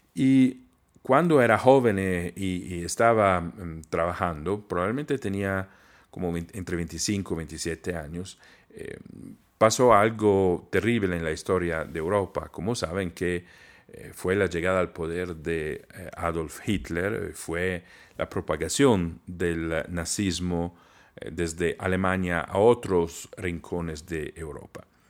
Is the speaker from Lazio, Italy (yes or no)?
no; Trento, Trentino-Alto Adige, Italy; Spanish is a second language; moved away; en mi ciudad natal